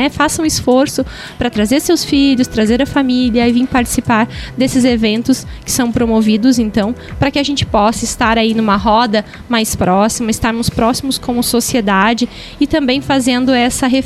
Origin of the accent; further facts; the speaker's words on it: Canoinhas, Santa Catarina, Brazil; Eu sou do norte do estado, sou de Canoinhas, né?